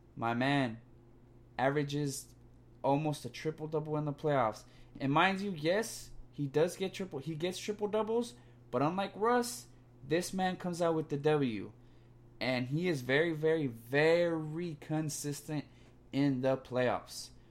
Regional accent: California, United States; I'm from Cali.

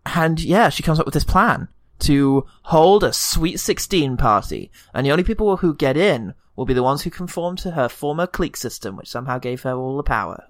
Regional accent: United Kingdom; As a British man

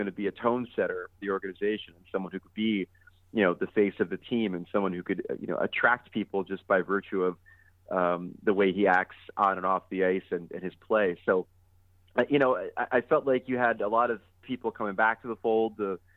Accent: New York, United States; I'm a New Yorker.

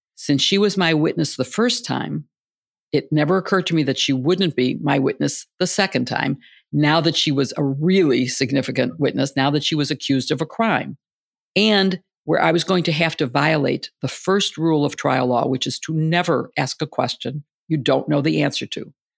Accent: Illinois, United States; moved away; I grew up in the Big Ten in Illinois

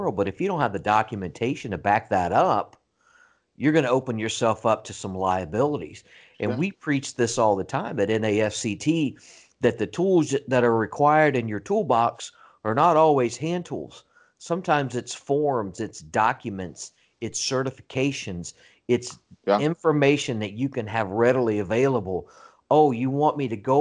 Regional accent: the South, United States; accent: Southern; I'm from the South

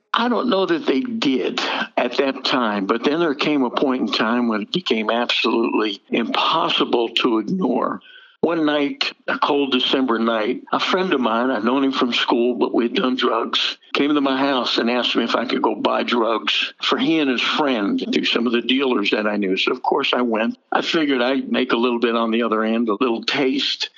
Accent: Jersey Shore, New Jersey, United States; I grew up on the Jersey Shore and I'm Jewish

